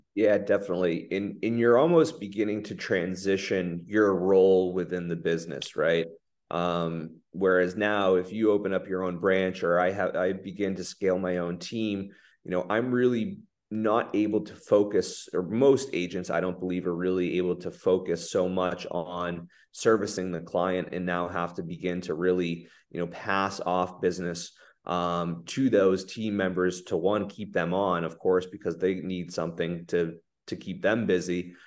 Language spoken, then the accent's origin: English; Rockport, Massachusetts, United States; I grew up in Rockport